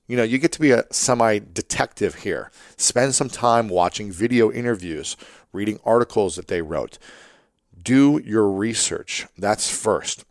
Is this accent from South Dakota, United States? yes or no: no; Ohio, United States; I'm from Ohio as well